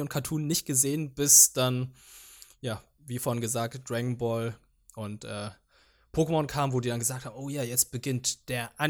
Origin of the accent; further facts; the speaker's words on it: Germany; first language Vietnamese; ich bin ja zweisprachig aufgewachsen, überwiegend vietnamesisch und bei uns lief dann die ganze Zeit der Fernseher, weil ich dann dementsprechend auch ein bisschen Deutsch dabei gelernt habe